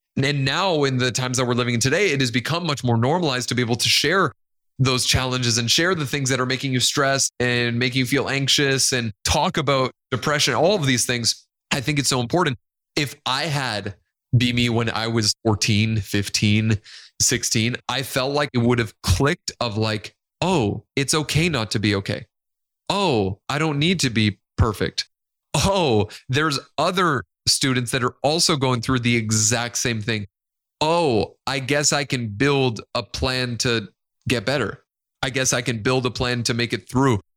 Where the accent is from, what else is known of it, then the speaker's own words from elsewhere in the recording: Nicaragua; first language Spanish; English is a second language; I love every part of being Hispanic and being from Nicaragua